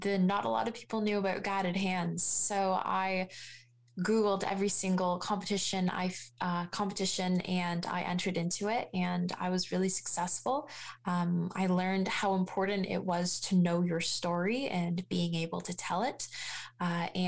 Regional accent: Hamilton, Ontario, Canada; I'm born and raised in Hamilton. I've gone to school, elementary school here. I've grown up in Hamilton

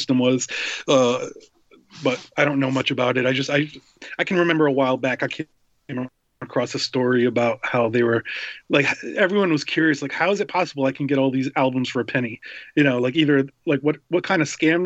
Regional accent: Rhode Island, United States; moved away as an adult; also born or lived in New York City; I was raised in Rhode Island, and we're kind of in between Boston and New York City

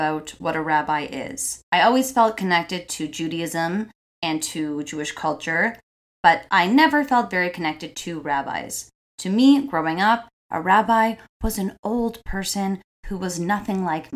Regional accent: Toronto, Ontario, Canada; I'm third generation Torontonian, and I have so many roots here.

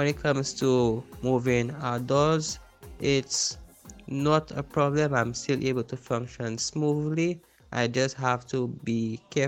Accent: Castries, St. Lucia; I am from Castries, St. Lucia.

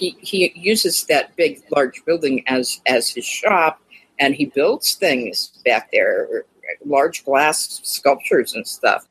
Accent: Lyons, Colorado, United States; I was born in Lyons, Colorado, which is a little, it used to be a little town. When I was living there, there was all of 800 people

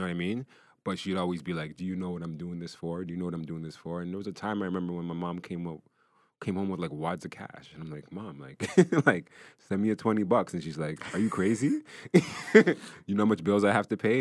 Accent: Brampton, Ontario, Canada; I grew up in Brampton.

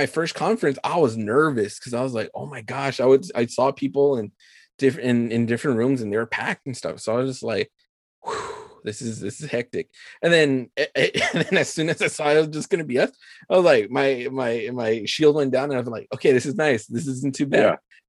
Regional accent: El Paso, Texas, United States; El Paso Comic Con, which is my hometown

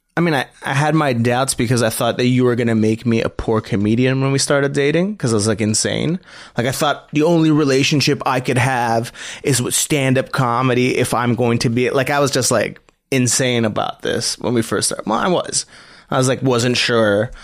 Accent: Montreal, Quebec, Canada; growing up in Montreal, I had a lot of Italian Greek friends

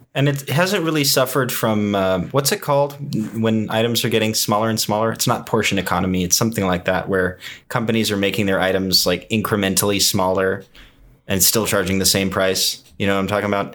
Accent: Houston, Texas, United States; I grew up eating Popeyes in Houston, Texas

